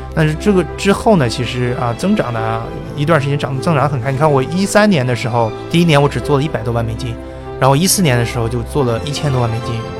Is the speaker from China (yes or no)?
yes; China; moved away as an adult; now in United States; 在国内的时候学的是，呃，Double E， 就电气工程